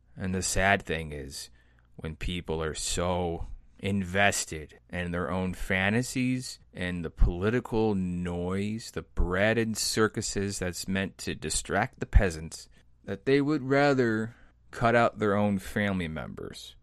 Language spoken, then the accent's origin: English; American Midwest, United States; I grew up in the American Midwest